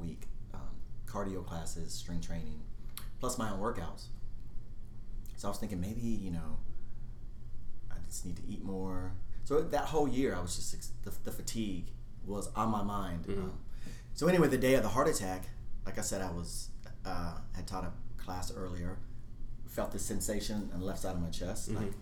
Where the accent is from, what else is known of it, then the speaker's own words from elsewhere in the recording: Jacksonville, Florida, United States; also born or lived in Atlanta, Georgia; now in Los Angeles, United States; I was born and raised in Jacksonville, Florida, and moved here from Atlanta, Georgia